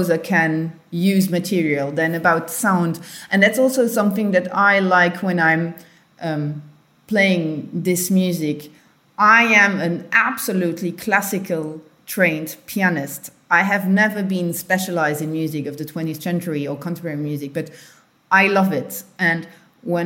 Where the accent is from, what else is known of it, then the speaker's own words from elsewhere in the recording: Luxembourg; from Luxembourg